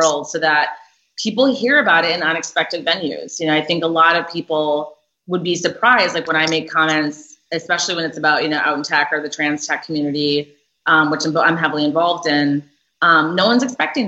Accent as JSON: {"language": "English", "region": "Minnesota", "country": "United States", "tie": "born or raised there", "also_born_or_lived": "Boston", "moved": "as an adult", "said": "I grew up in Minnesota where most people do not look like me"}